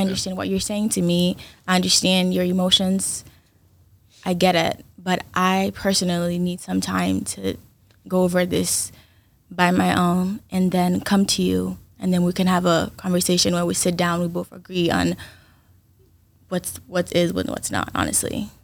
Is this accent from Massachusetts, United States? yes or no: yes; Brockton, Massachusetts, United States; also born or lived in Haiti; originally I'm from Haiti, but I'm from Brockton.